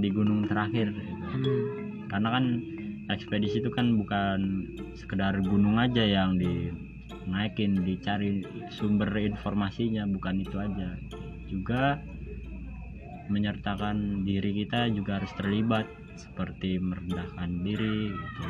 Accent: West Java, Indonesia; saya sendiri itu saya dari Jawa Barat

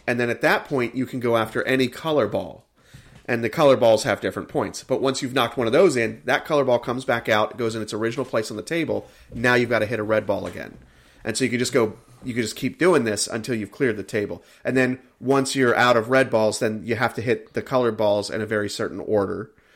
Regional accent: United States; I am an American

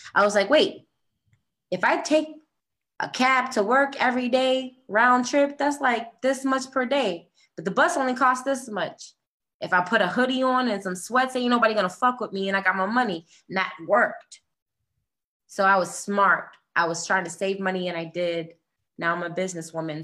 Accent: Boston, Massachusetts, United States; moved away as an adult; also born or lived in New York / New Jersey / California; I come from Boston. I lived in New York, New Jersey

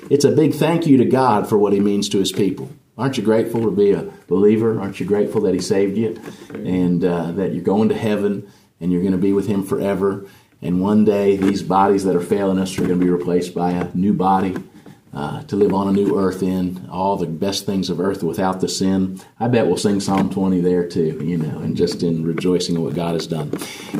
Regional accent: United States; And I feel the same as an American when we sing our national anthem

